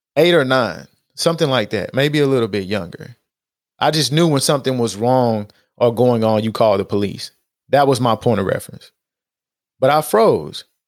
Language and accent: English; Houston, Texas, United States; in Acres Homes, like, we ate Ponchos